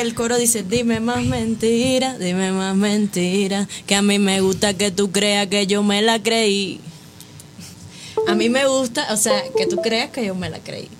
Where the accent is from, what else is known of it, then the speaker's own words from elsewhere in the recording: Havana, Cuba; moved away; yo vengo de Cuba, de La Habana. Eh, soy cubana